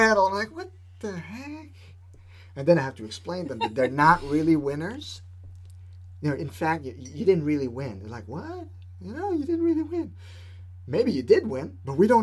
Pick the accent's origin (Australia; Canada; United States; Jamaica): Canada; Quebec; I'm from Quebec